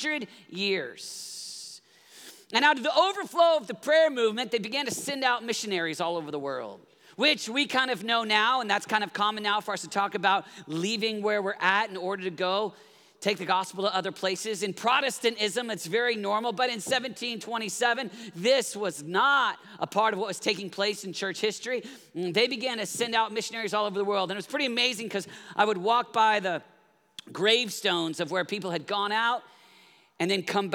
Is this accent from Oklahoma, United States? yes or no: yes; Oklahoma, United States; I grew up in Oklahoma